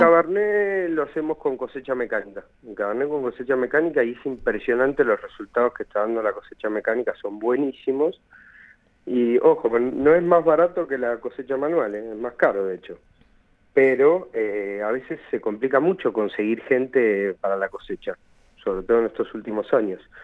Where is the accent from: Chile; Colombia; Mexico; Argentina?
Argentina; Buenos Aires; moved away as an adult; now in Mendoza, Argentina; soy de Buenos Aires y vine a vivir a Mendoza en el año 2001